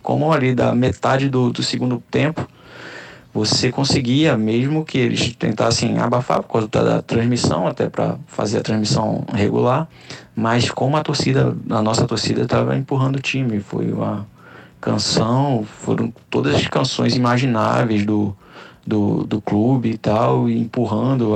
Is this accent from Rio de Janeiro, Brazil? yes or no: yes; Rio de Janeiro, Brazil; now in Olinda, Brazil; sou carioca, radicado em Pernambuco, atualmente residindo em Olinda